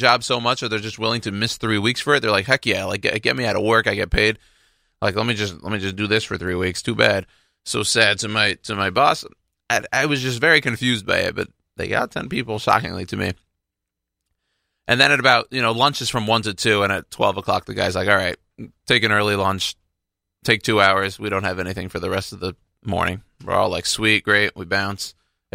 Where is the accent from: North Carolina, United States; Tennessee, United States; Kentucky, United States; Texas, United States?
Texas, United States; now in New York, United States; I'm from Texas.